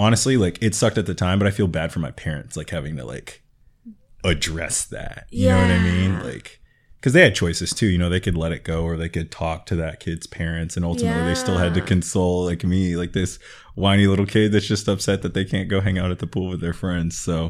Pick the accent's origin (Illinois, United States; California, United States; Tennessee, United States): California, United States; Los Angeles; as a young African-American boy growing up in South Central LA in the 80s